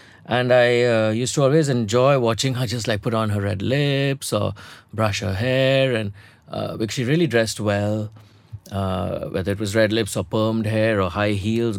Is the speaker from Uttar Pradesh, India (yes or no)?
no; Hyderabad, Telangana, India; I was a small town boy. I came here from Hyderabad. I didn't know how to navigate social spaces.